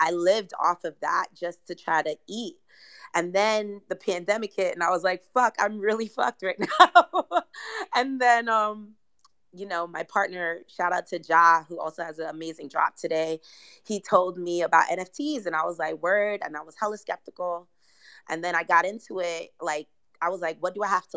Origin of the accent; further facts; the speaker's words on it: New York City, New York, United States; I'm from Brooklyn